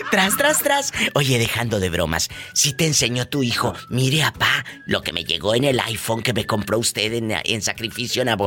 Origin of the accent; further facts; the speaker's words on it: Mexico; now in United States; cuando uno como mexicano o como latino sacamos cosas fiadas, porque es cultural.